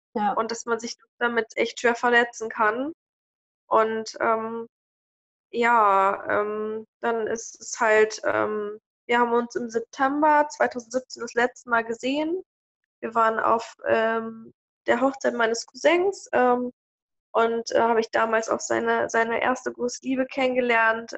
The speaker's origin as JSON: {"language": "German", "town": "Hanover", "region": "Lower Saxony", "country": "Germany", "tie": "born or raised there", "moved": "as an adult", "lives_now": "Celle, Germany", "said": "Ich komme aus Hannover"}